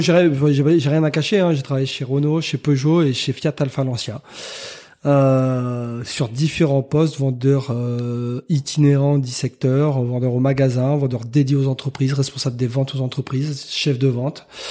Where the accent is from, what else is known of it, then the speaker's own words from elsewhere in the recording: Rennes, Brittany, France; moved away as an adult; also born or lived in Cholet; now in Tours, France; pas natif, mais originaire, on va dire, de Rennes, puisque j'y ai passé la plupart de ma vie et notamment mes études